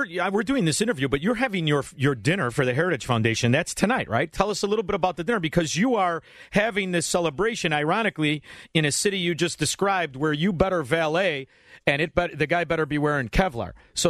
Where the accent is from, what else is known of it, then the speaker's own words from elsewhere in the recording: Illinois, United States; we're from Illinois, brother.